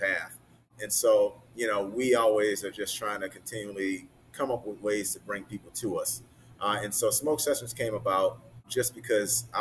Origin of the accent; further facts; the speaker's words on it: the South, United States; now in Chicago, United States; growing up in the South.